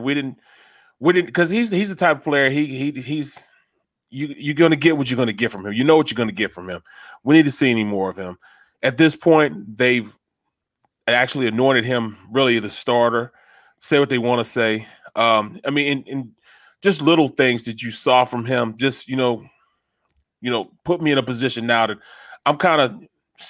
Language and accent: English; St. Louis, Missouri, United States; I grew up a Chicago Bears fan, and I'm from St. Louis